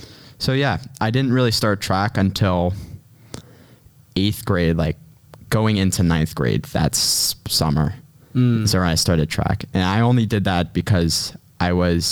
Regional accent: Pittsburgh, Pennsylvania, United States; I came from Taylor Alderdice and I am from Squirrel Hill. Well, actually more like Point Breeze, but I spent all 4 years at Taylor Alderdice

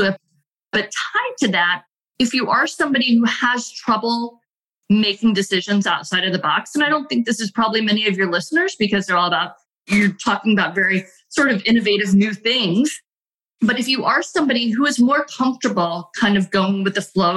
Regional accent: United States; as an American

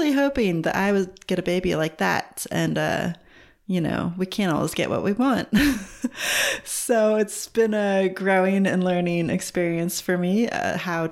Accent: California, United States; moved away as an adult; also born or lived in Seattle / Los Angeles / New York / Australia; now in New Zealand; I'm originally from California in the United States, but I've also lived in Seattle, LA, New York, and a little bit in Australia

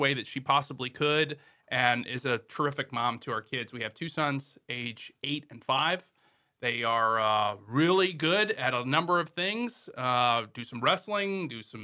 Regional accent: Morganton, North Carolina, United States; moved away as an adult; now in Wilmington, United States; I'm from Morganton, North Carolina, which is the western part of North Carolina.

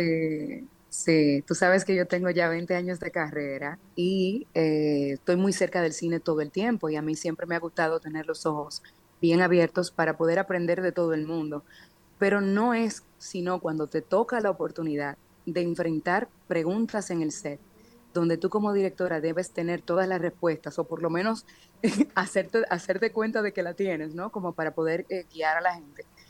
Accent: Dominican Republic; nosotros como dominicanos tendemos mucho a autocriticarnos

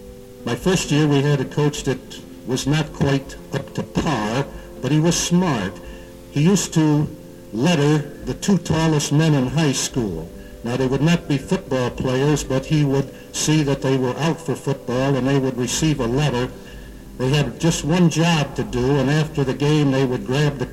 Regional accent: Wheaton, Illinois, United States; moved away; And when I say I'm from Wheaton

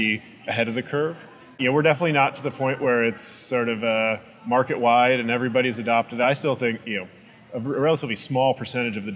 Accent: Illinois, United States; I'm from Illinois, and so I was surrounded by corn

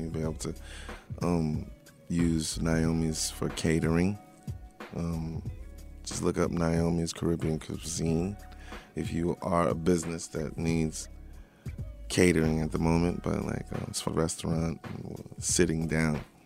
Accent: Long Island, New York, United States; I'm from Long Island.

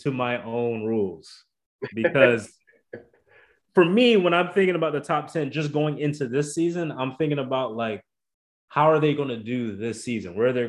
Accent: Ohio, United States; And I'm from Ohio, for goodness sake.

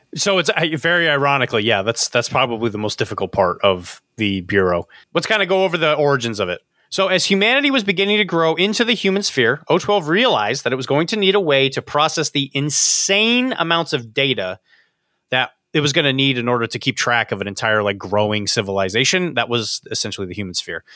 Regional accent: Florida, United States; moved away; I grew up in Florida, so I know things about Florida that you don't know

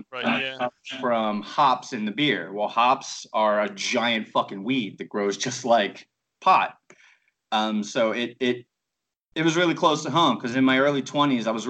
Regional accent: Baltimore, Maryland, United States; moved away; I'm from Baltimore

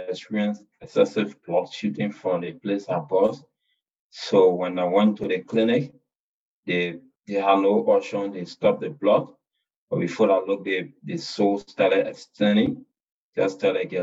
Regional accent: Lofa County, Liberia; from Lofa County

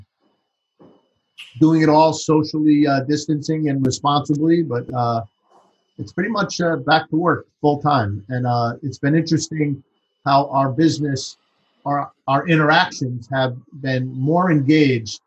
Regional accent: New Haven, Connecticut, United States; growing up in New Haven

